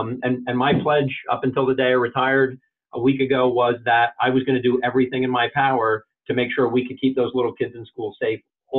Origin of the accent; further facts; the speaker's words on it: Wharton, New Jersey, United States; as a volunteer fireman for about 10 years in my hometown of Wharton, New Jersey.